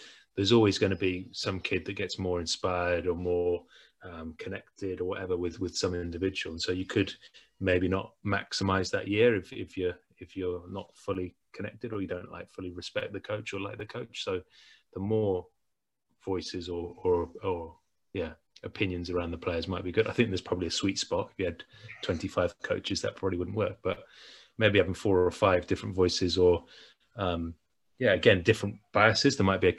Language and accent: English; England, United Kingdom; But you and I'm English, you're Scottish, we play a game.